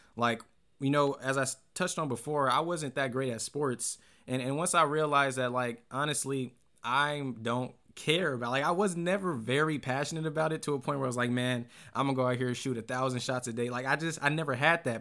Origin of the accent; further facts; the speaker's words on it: American Canyon, California, United States; I grew up pretty much in the Bay Area. I went to school in American Canyon